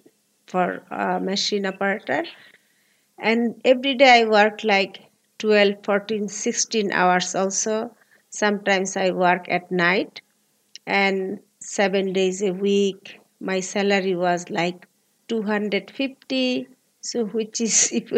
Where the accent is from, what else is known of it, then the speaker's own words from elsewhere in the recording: Dhaka, Dhaka Division, Bangladesh; I was born in Bangladesh, Dhaka City, 1973